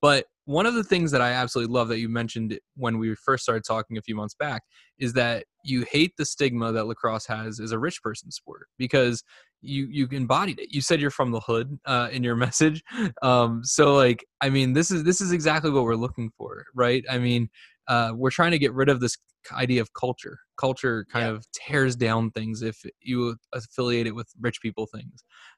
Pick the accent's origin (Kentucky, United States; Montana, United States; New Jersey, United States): New Jersey, United States; I'm from New Jersey. I really haven't been to the West Coast all but a few times.